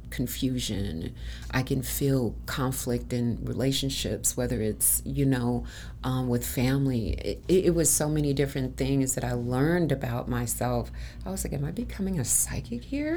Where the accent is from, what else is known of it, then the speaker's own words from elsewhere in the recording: Chicago, Illinois, United States; now in Arizona, United States; I'm originally from Chicago